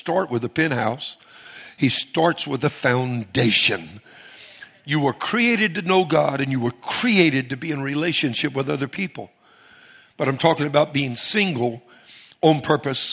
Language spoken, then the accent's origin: English; Cajun, Louisiana, United States; I'm Cajun